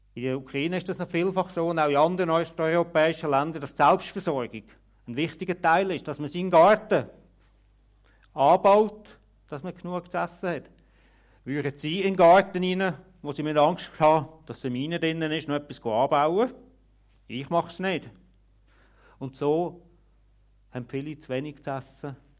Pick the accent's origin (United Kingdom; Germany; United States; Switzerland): Switzerland; bei uns in der Schweiz